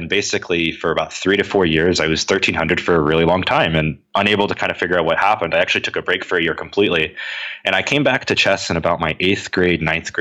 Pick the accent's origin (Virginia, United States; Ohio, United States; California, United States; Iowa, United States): Virginia, United States; Henrico County; I grew up in Henrico County, so I got to meet a lot of people from the West End